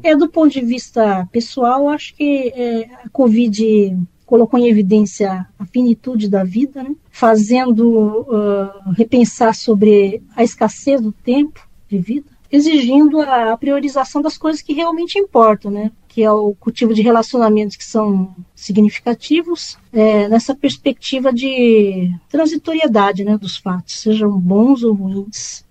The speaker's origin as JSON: {"language": "Portuguese", "town": "Campinas", "region": "São Paulo", "country": "Brazil", "tie": "born or raised there", "moved": "as an adult", "lives_now": "São Paulo, Brazil", "said": "eu sou natural de Campinas, é, sou do interior"}